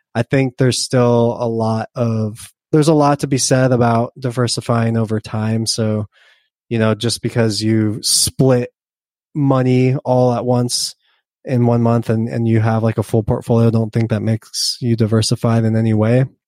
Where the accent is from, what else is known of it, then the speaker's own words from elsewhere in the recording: United States; I'm an American